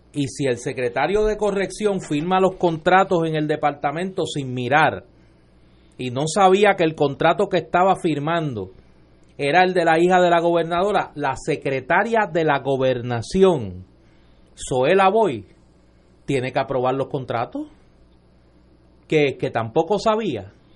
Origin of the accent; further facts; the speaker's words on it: Caguas, Puerto Rico; en mi pueblo, en Caguas